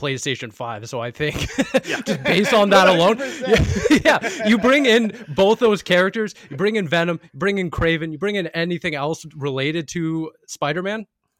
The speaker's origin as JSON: {"language": "English", "country": "Canada", "said": "Just selfishly, obviously, because we're all Canadian."}